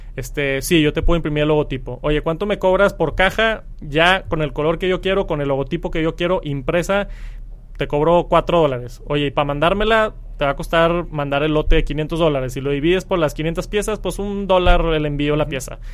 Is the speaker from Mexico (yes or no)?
yes; Mexico; soy de México